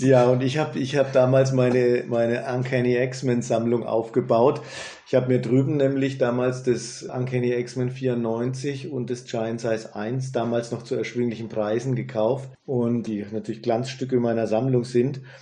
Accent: Germany; also born or lived in United States; bei uns in Deutschland

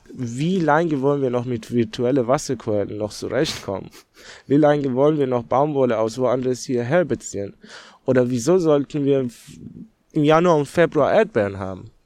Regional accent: Tehran, Tehran Province, Iran; German is a second language; also born or lived in Netherlands; now in Germany; gebürtiger Iraner bin ich, also in Teheran aufgewachsen

